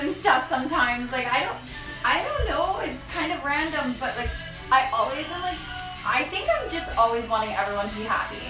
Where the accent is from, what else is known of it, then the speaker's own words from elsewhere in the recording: Saskatchewan, Canada; because I grew up in Saskatchewan.